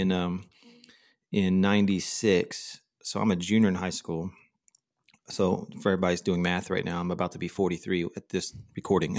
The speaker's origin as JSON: {"language": "English", "region": "Texas", "country": "United States", "tie": "born or raised there", "also_born_or_lived": "Denver / Charlotte / Orlando", "moved": "as an adult", "lives_now": "Austin, United States", "said": "my wife and I both born and raised in Texas"}